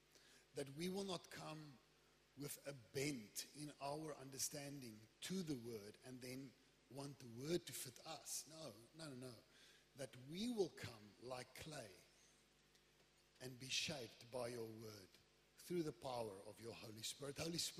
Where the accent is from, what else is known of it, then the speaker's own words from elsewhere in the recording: Wellington, Western Cape, South Africa; moved away; I come from Wellington.